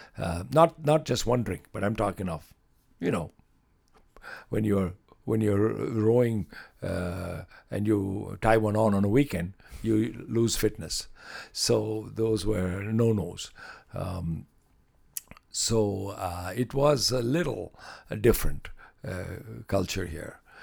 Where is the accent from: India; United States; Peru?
India; Chennai, Tamil Nadu; moved away as an adult; now in Lloydminster, Canada; the beaches of my home city, where I used to spend time on the beaches.